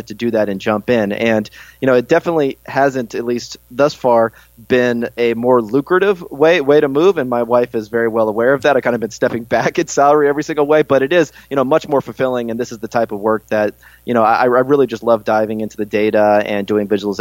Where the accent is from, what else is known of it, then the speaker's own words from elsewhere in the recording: California, United States; I grew up in California, went to school out in Berkeley.